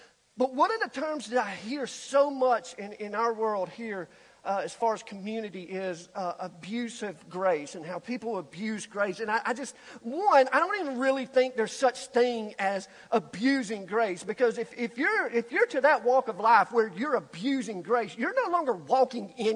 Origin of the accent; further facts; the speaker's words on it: Alabama, United States; being born and raised in Alabama